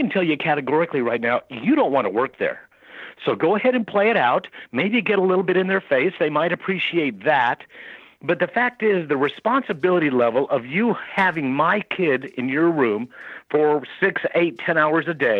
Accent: El Paso, Texas, United States; I'm from El Paso, so that was Fort Bliss Army

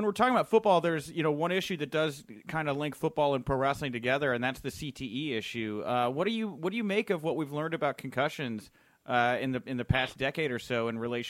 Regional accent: Houston, Texas, United States; I'm from Houston, and I grew up an Oilers Warren Moon fan

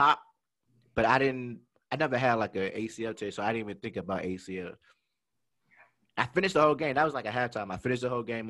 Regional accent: Kentucky, United States; I'm originally from Kentucky, but my father was in the military.

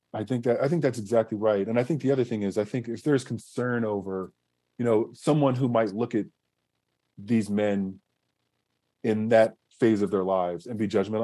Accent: Southern California, United States; growing up in Southern California, watching the Lakers in the '80s

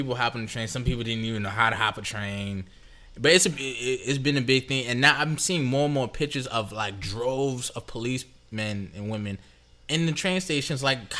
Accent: New York, United States; I'm 26, but I've never experienced, like, overt racism that way. I mean, it's because I'm from New York, probably.

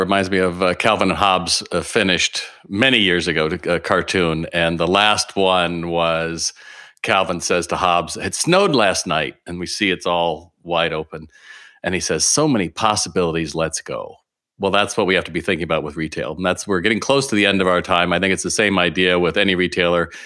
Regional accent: California, United States; I'm from California

